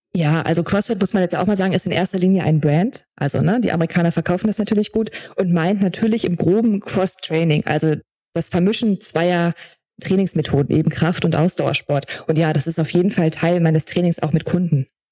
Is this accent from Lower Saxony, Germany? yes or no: yes; Braunschweig, Lower Saxony, Germany; moved away as an adult; dann bin ich aus Braunschweig, wo ich ursprünglich herkomme, weggezogen